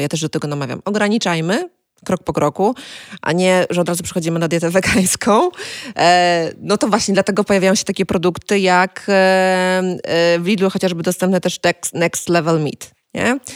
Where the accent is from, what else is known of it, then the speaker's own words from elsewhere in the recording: Kuyavian-Pomeranian Voivodeship, Poland; pochodzę z Kujaw